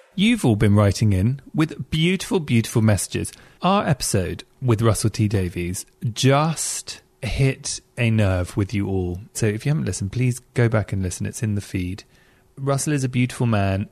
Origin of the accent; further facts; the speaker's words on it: England, United Kingdom; I'm being really English